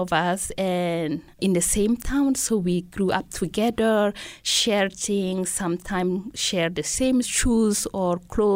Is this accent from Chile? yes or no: no; N'Djamena, Chad; first language Laka; English is a second language; moved away as an adult; also born or lived in Bondoukou, Ivory Coast / Senegal / Logone Oriental, Chad; now in Missoula, United States; I was born in Ivory Coast, which is in West Africa, and my parents moved back to Chad when I was pretty little. And that's where I grew up, in N'Djamena